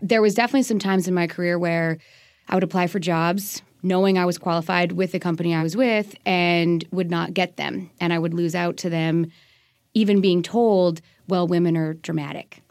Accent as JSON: {"language": "English", "region": "Colorado", "country": "United States", "tie": "born or raised there", "also_born_or_lived": "British Columbia, Canada / Pennsylvania", "moved": "as an adult", "lives_now": "Maryland, United States", "said": "Born and raised there, went to university out there"}